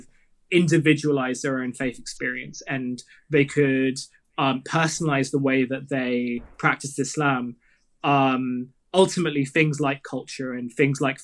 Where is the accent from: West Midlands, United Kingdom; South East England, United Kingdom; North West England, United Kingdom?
South East England, United Kingdom; Kent and Southeast London; I grew up in Kent and Southeast London